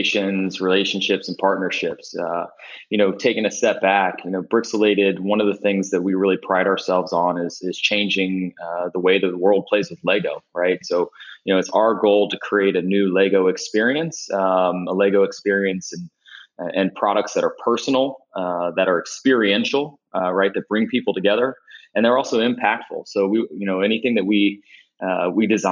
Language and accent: English; Dayton, Ohio, United States; also born or lived in London; I grew up in Dayton, Ohio, a north suburb called Vandalia Butler, graduated from Vandalia at the end of the century